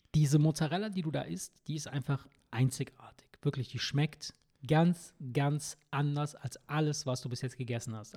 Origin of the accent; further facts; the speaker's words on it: Campania, Italy; now in Germany; da, wo ich herkomme, wirklich aus Kampanien